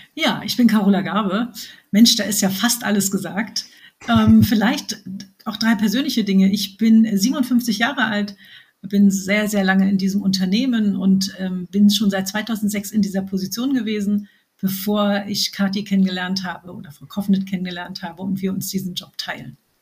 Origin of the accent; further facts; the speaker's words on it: Berlin, Germany; accent: Berlin; bin Berlinerin, wie man hört